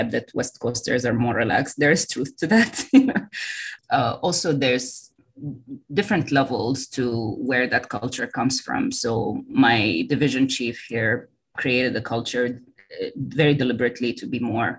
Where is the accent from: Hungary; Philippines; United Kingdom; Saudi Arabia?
Saudi Arabia; moved away as an adult; also born or lived in Sudan / Canada / South Africa / Boston, United States; now in San Francisco, United States; I was born in Sudan. And then when I was 2 years old, my family decided to move to Saudi Arabia. So I grew up there